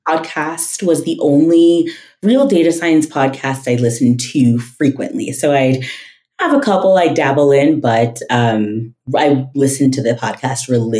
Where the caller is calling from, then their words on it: Denver, Colorado, United States; I am in Denver, Colorado.